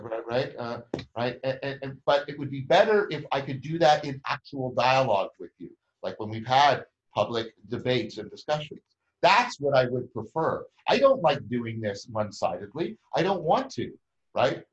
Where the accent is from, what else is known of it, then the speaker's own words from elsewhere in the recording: Canada; I'm a Canadian and I'm at the same university that he is